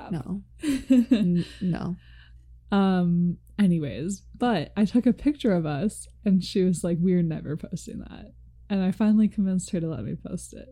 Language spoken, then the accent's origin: English; United States; we're but? from America